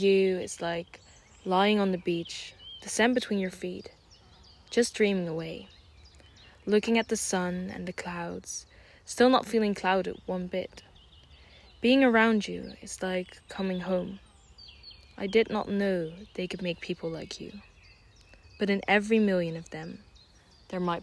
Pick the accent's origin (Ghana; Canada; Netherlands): Netherlands; also born or lived in Switzerland; I'm Dutch and Swiss, and Switzerland is like second home to me because I grew up mostly in the Netherlands.